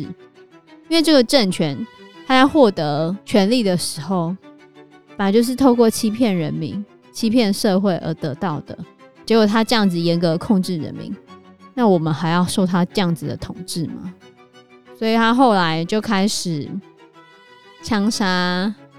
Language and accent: Chinese; Taiwan; 我曾经有一段时间觉得我是中国人也是台湾人